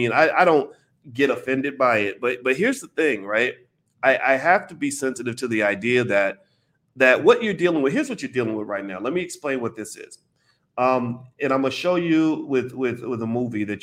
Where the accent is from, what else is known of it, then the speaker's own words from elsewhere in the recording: United States; here I was over in London making money in London, right? As an American.